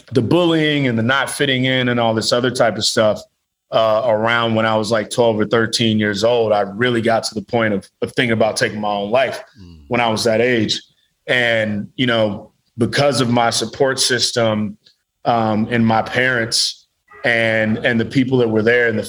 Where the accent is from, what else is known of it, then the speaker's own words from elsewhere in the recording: Midwest, United States; I'm from the Midwest